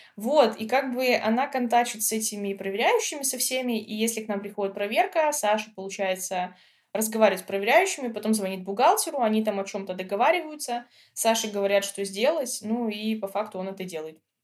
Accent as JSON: {"language": "Russian", "region": "Minsk", "country": "Belarus", "also_born_or_lived": "Georgia", "moved": "as an adult", "lives_now": "Montenegro", "said": "Мы из Минска, это большой город"}